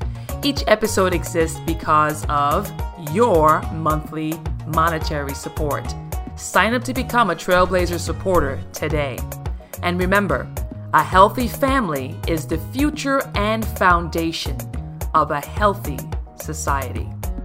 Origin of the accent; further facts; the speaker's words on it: Paradise, U.S. Virgin Islands; I was born and raised in Paradise, St. Thomas, U.S. Virgin Islands.